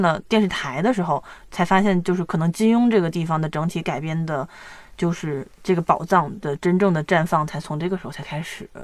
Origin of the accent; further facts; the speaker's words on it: China; 我们大陆这边